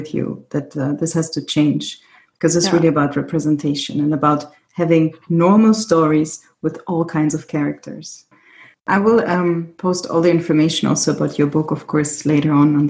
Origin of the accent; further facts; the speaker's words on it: Germany; I grew up also in Germany as a Greek, in a Greek family.